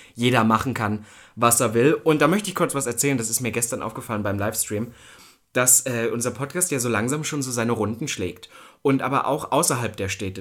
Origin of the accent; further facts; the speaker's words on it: East Germany, Germany; ich komme ja aus Ostdeutschland. Das war nicht immer einfach